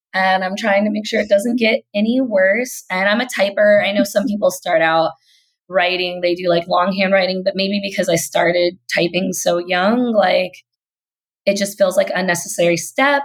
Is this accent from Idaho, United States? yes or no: no; Kentucky, United States; accent: Kentucky; I'm from Kentucky because sometimes that Kentucky accent will slip right out.